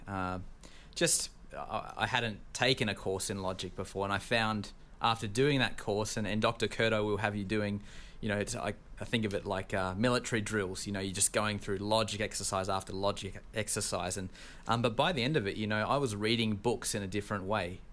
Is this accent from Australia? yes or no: yes; Australia; accent: Australian; now in United States; I'm from Australia